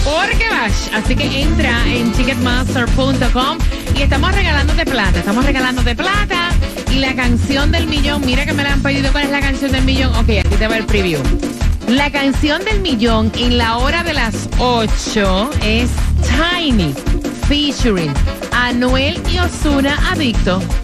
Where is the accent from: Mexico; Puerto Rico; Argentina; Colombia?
Colombia; moved away